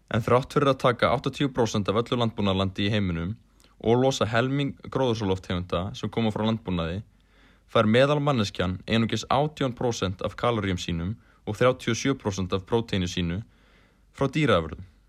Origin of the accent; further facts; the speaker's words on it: Iceland; Við sem Íslendingar